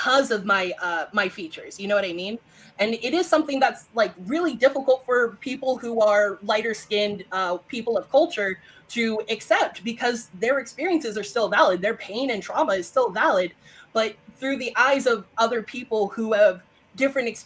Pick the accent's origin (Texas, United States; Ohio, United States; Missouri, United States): Texas, United States; accent: Texan; if I get around to other Texans, my Texan accent is coming out